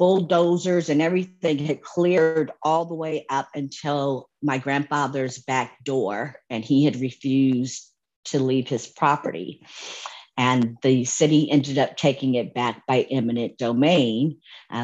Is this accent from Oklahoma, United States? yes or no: no; Santa Monica, California, United States; moved away as an adult; now in Dallas, United States; I am born and raised in Santa Monica, California, and proud of it.